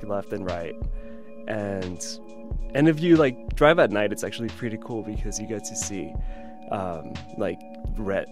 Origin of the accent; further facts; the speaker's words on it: Coachella, California, United States; I'm from Coachella, California